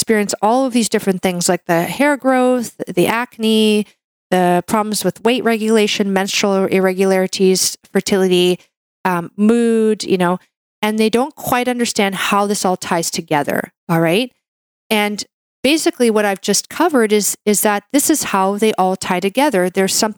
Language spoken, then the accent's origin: English; Canada; I'm a Canadian medical doctor